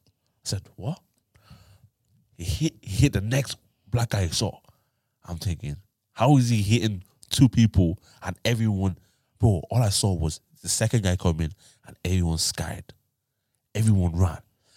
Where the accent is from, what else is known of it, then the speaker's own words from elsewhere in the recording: Tyler, Texas, United States; I was from Tyler, yeah. But you know where I live in Tyler now?